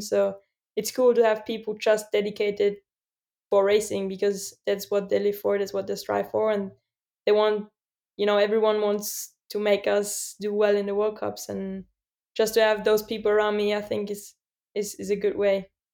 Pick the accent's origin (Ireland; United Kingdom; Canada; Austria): Austria; my hometown, Svalbard